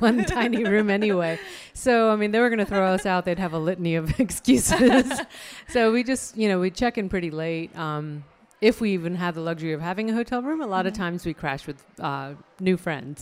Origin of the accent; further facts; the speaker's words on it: Chandigarh, India; now in Raleigh, United States; the hometown that I grew up in India is Chandigarh